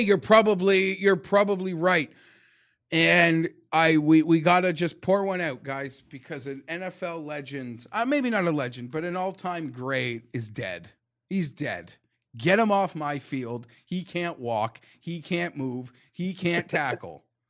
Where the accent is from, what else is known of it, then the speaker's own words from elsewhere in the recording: Canada; I'm Canadian